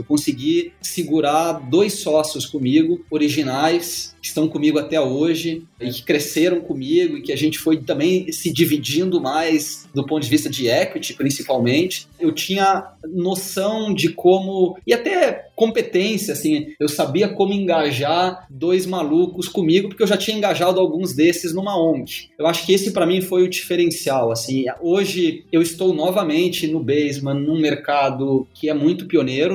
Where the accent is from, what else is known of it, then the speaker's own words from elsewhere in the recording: Gaúcho, Rio Grande do Sul, Brazil; eu sou gaúcho